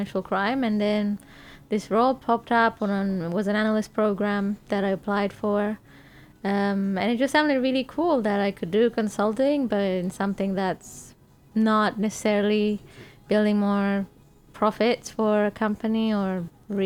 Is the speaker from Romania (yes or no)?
yes; Romania; accent: Romanian; English is a second language; moved away as an adult; now in London, United Kingdom; growing up in Romania